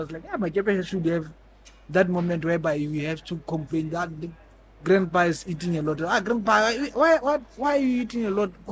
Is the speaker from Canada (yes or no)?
no; Botswana; I'm from Botswana.